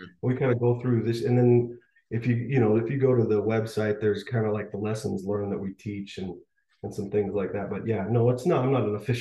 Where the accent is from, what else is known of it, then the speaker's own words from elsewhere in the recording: Rocky Mountains, Northwest, United States; I'm from the Northwest, Rocky Mountains